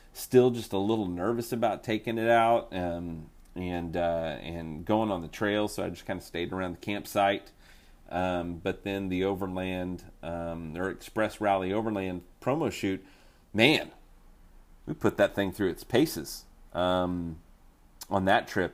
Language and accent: English; Oklahoma, United States; I'm from Oklahoma